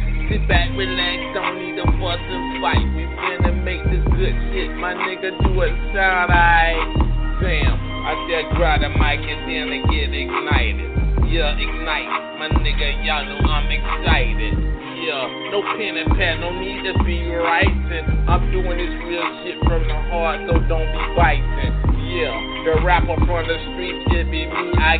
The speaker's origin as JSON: {"language": "English", "region": "Florida", "country": "United States", "said": "Death Row, my nigga, I'm from Palm Beach County, nigga."}